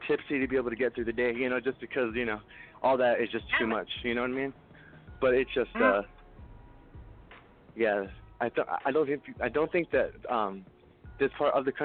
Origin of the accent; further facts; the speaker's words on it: New Mexico, United States; We're from New Mexico.